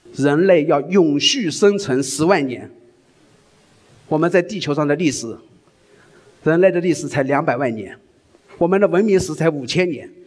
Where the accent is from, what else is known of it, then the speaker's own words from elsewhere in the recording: China; 我们中国人